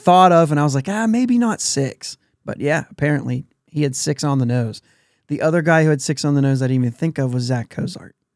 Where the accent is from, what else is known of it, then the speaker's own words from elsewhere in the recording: near Pittsburgh, Pennsylvania, United States; we grew up near Pittsburgh